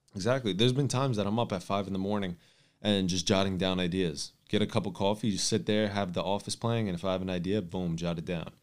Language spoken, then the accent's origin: English; New York City, New York, United States; I'm from New York and we have an office based in New York